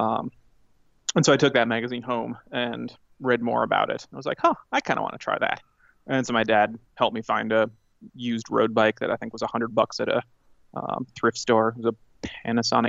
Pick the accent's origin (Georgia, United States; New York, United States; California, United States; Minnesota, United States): Minnesota, United States; Minneapolis; I grew up in Minnesota, in the suburbs of Minneapolis